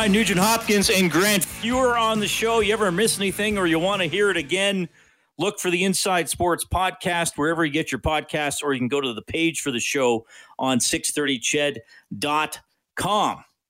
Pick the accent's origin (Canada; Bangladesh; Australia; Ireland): Canada; Evansburg, Alberta; now in Edmonton, Canada; growing up in Evansburg